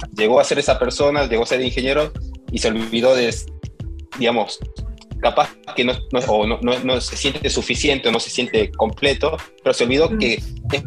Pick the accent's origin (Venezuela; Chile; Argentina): Argentina; Salta; moved away as an adult; also born or lived in Bariloche; now in New York, United States; soy salteño, nací en Salta y crecí en Salta. Viví hasta ahí, hasta los 20 años